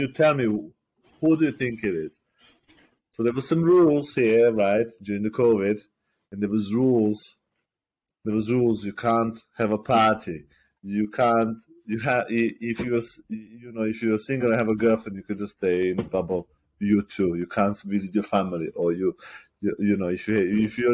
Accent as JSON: {"language": "English", "country": "Serbia", "tie": "born or raised there", "moved": "as an adult", "lives_now": "United Kingdom", "said": "I class myself more as Serbian because I grew up in Serbia for like 20 odd years. And I live here like just over 10 years or so"}